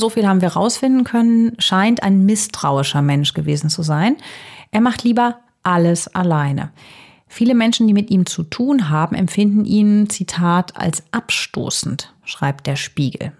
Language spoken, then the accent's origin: German; Herzogenrath, North Rhine-Westphalia, Germany; Herzogenrath bei Aachen meiner Heimatstadt